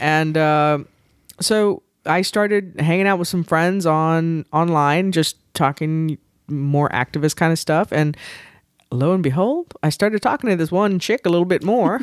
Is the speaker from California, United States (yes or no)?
no; Texas, United States; raised, and I say I will probably die in Texas.